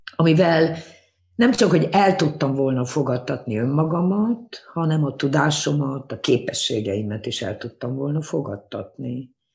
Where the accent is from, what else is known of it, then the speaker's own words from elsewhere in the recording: Hungary; first language Hungarian; moved away as an adult; also born or lived in Japan / London / Berlin; én abban nőttem fel Magyarországon